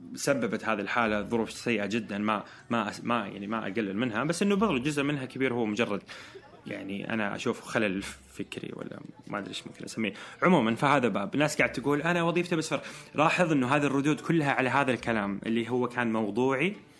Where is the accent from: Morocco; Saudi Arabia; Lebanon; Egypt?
Saudi Arabia; احنا كرجال سعوديين